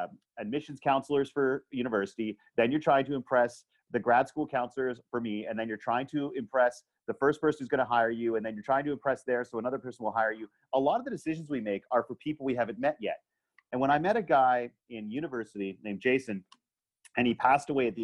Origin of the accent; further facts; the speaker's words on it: Canada; I am a wildly privileged straight white dude born in Canada.